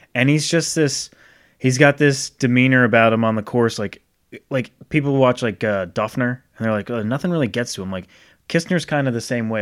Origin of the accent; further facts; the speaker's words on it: Rhode Island, United States; growing up in Rhode Island